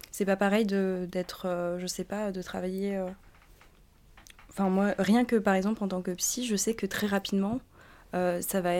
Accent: France; born there; moi je suis française, je veux dire, je suis née en France.

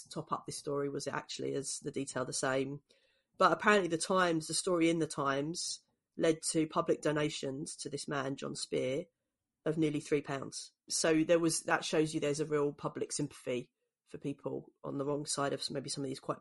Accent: London, United Kingdom; when I was growing up in East London in the 80s and 90s

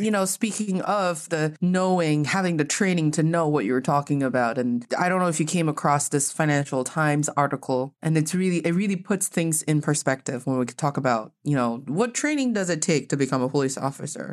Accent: China; now in United States; growing up in China

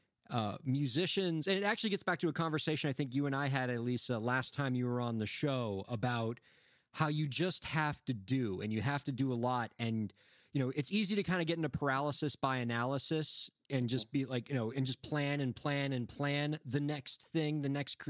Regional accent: Miami, Florida, United States; moved away; we're both originally from Miami

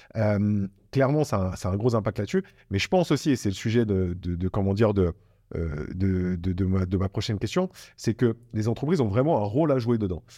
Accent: Bordeaux, Nouvelle-Aquitaine, France; je suis Bordelais

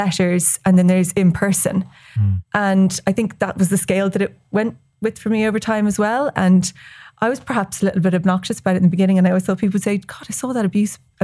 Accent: West Cork, Munster, Ireland; I'm from West Cork

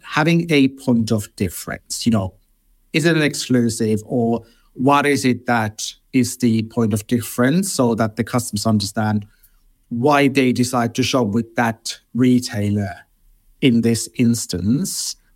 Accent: Finland; moved away as an adult; now in London, United Kingdom; I grew up in Finland and I moved to London twenty-three years ago now.

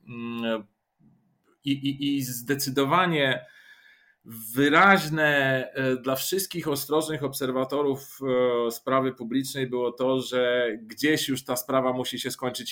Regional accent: Bulgaria; also born or lived in Poland; now in Warsaw, Poland; z urodzenia Bułgar, tak, no siłą okoliczności takich terytorialnych e, Polak

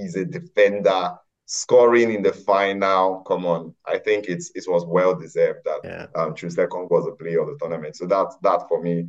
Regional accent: Nigeria; as a Nigerian

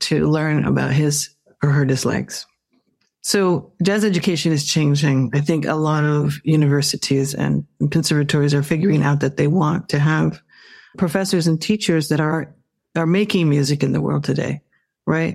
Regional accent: Phoenix, Arizona, United States; moved away as an adult; now in New York, United States; I grew up in Phoenix, Arizona

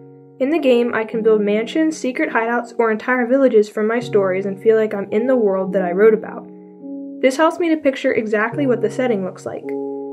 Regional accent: Philadelphia, Pennsylvania, United States; I'm 15 years old and I'm from Northeast Philadelphia.

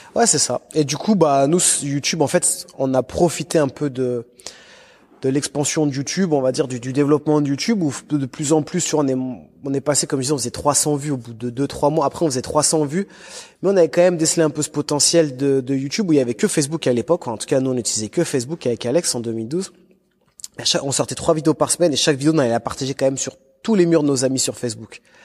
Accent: Lyon, Auvergne-Rhône-Alpes, France; moi j'étais de Lyon.

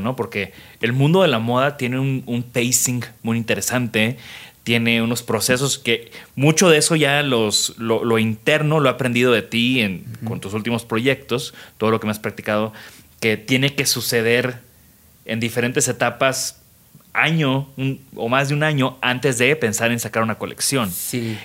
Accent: Tamaulipas, Mexico; crecí en Tamaulipas

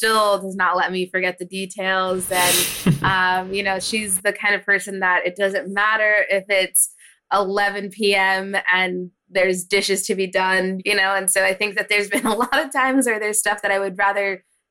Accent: Hanford, California, United States; I grew up in a small town called Hanford. It's in the Central Valley of California

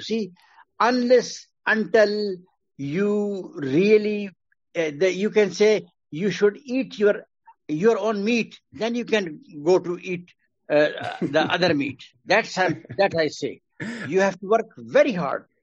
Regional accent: Quetta, Balochistan, Pakistan; I was born in Quetta, mm hmm Balochistan, uh, because my father was working there in Staff College, Quetta

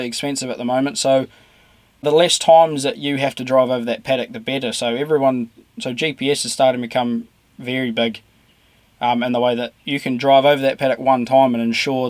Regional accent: New Zealand; part of agriculture in New Zealand

